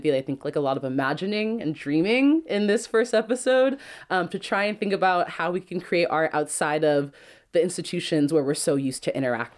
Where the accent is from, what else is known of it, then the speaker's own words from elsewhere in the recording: Oakland, California, United States; I'm a radio producer, artist, and researcher born and raised in East Oakland. My family's now been here for three generations